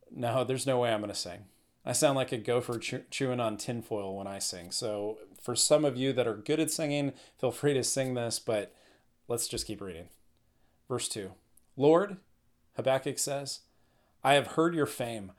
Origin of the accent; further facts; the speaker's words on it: Northern California, United States; I'm from Northern California.